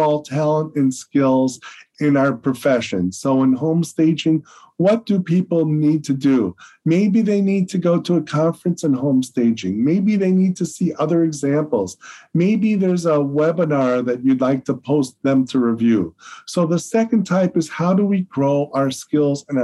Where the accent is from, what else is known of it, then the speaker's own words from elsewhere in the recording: Chicago, Illinois, United States; I'm from Chicago